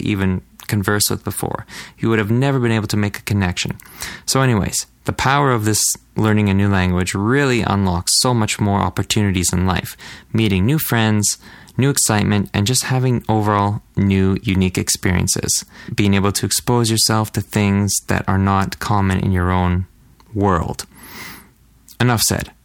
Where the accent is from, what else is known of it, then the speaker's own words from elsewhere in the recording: Canada; I'm a Canadian dude